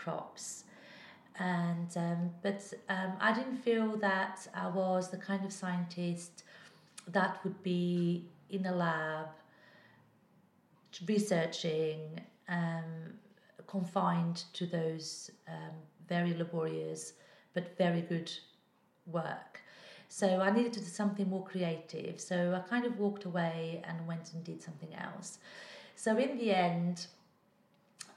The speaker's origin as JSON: {"language": "English", "country": "Portugal", "tie": "born or raised there", "moved": "yes", "said": "I was brought up in Portugal where we were taught to interpret our dreams."}